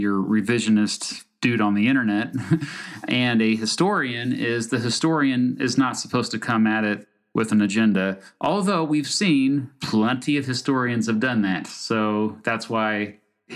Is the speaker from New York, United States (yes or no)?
no; Kansas, United States; I'm from Kansas